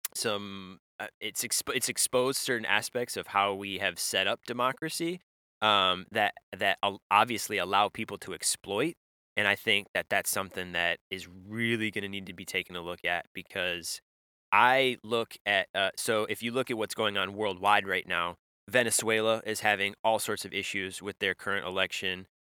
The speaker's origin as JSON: {"language": "English", "region": "Michigan", "country": "United States", "tie": "born or raised there", "said": "when I grew up in in Michigan"}